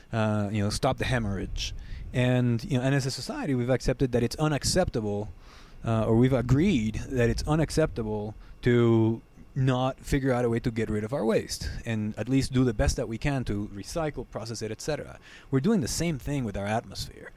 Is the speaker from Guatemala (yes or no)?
yes; Guatemala; moved away as an adult; now in United States; I grew up in Guatemala